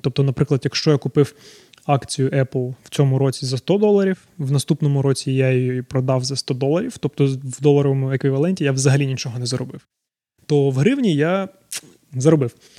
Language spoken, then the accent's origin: Ukrainian; Zaporizhzhia, Zaporizhzhia Oblast, Ukraine; moved away as an adult; now in Canada; Народився я в Запоріжжі, тому деколи буду викидувати русизми